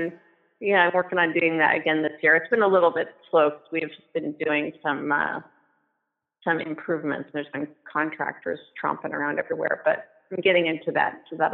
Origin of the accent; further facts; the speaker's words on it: Portland, Oregon, United States; So I am from Portland, Oregon, and then I moved around a whole bunch and have landed in Southwest Washington.